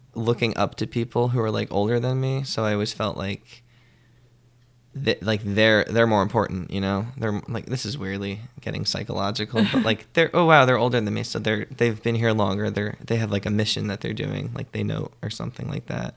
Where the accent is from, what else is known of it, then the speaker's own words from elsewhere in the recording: Middletown, New Jersey, United States; moved away as an adult; now in New York, United States; I grew up in Middletown, in New Jersey